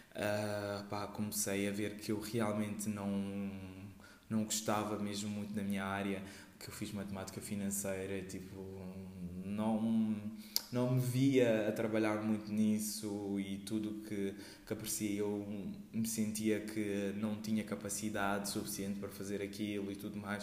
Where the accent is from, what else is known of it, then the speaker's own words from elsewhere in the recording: Portugal; also born or lived in Guinea-Bissau; eu uh, nasci na Guiné-Bissau e cresci aqui em Portugal